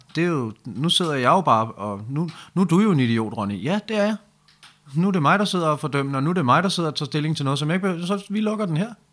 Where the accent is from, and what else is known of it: Denmark